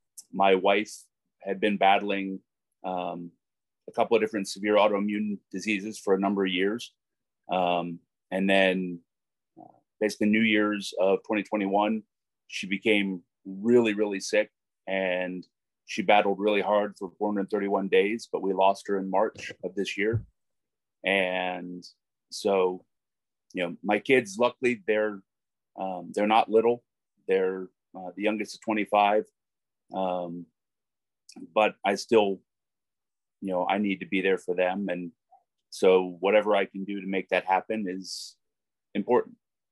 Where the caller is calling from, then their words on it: Whitmore Lake, Michigan, United States; I am also in Michigan, in Whitmore Lake, just on the north side of Ann Arbor.